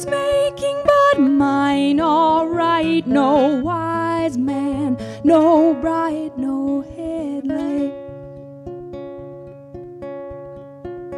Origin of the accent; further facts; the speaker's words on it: Boston, Massachusetts, United States; I'm from Boston, Massachusetts